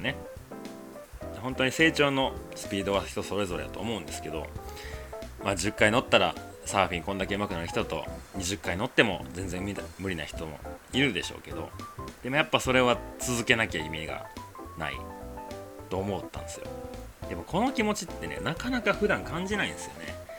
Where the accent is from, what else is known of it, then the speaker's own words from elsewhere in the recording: Osaka, Japan; 僕ね、大阪でずっと生まれ育った